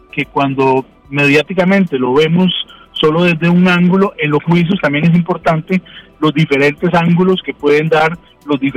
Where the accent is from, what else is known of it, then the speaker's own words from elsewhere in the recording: Cartago, Costa Rica; como decimos eh, en Cartago, yo que soy de Cartago